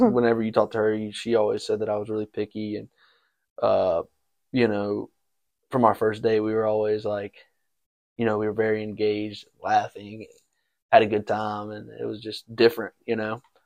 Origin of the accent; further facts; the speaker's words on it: Brandon, Mississippi, United States; also born or lived in Memphis, Tennessee; now in Texas, United States; I am from the great city of Brandon, Mississippi.